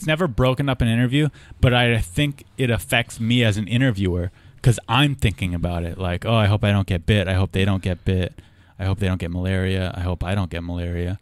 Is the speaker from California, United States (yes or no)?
yes; Southern California, United States; we're both from Southern California